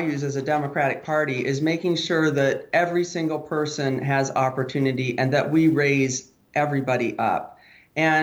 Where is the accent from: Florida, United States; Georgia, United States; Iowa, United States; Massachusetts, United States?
Iowa, United States; South Side; Right here in Iowa, you know, I grew up on the South Side